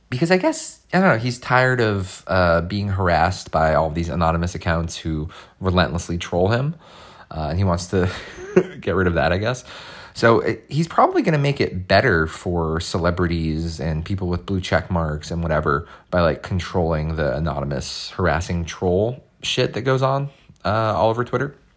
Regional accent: Boston, Massachusetts, United States; I grew up in the Boston area

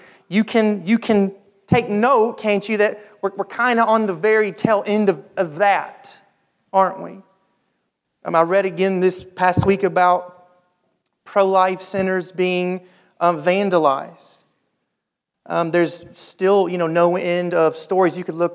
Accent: United States; as American Christians

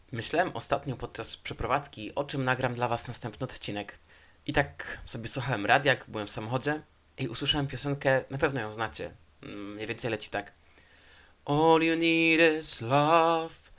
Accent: Poland; moved away as an adult; now in Spain; w wieku 21 lat, tak, 22 wyjechałem z Hiszpanii, e, z Polski, przepraszam, i przyjechałem do Hiszpanii

